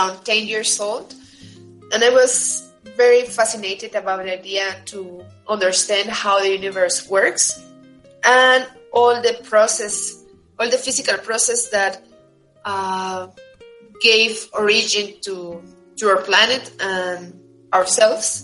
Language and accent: English; Tuxtla Gutiérrez, Chiapas, Mexico; moved away as an adult; I'm from Chiapas, from Tuxtla Gutiérrez. All my education from elementary school until college has been there in Chiapas